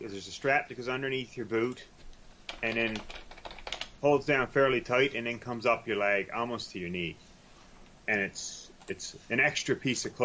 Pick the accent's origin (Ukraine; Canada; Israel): Canada; Newfoundland and Labrador; accent: Newfoundlandese; I got Newfoundlandese figured right out